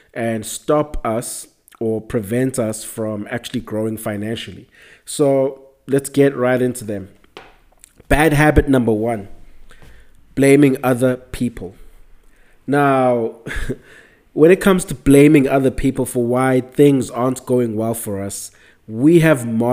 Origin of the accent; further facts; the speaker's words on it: South Africa; I'm South African